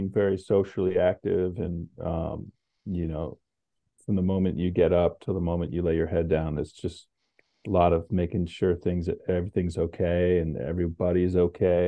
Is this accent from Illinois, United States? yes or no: no; Connecticut, United States; also born or lived in New Mexico; I grew up in Connecticut and my father lived in New Mexico. So I was introduced to the West, but I was mostly a Connecticut fella